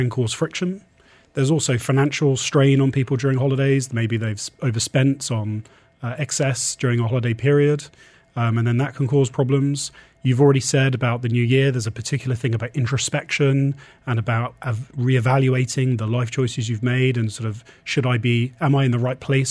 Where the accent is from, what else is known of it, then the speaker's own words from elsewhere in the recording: England, United Kingdom; now in UAE; we're English